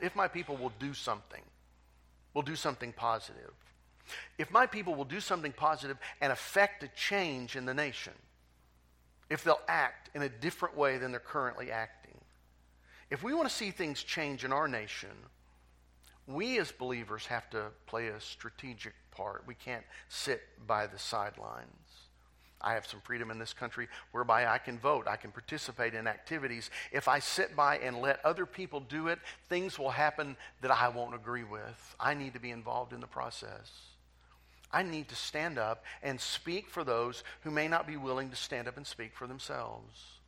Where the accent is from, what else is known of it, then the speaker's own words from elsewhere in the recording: United States; I'm proud to be an American.